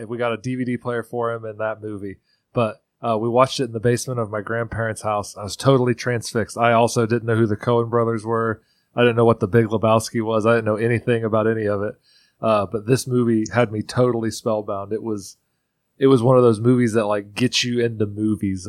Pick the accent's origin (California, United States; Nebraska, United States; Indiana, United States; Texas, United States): Indiana, United States; Central; moved away; growing up in Central Indiana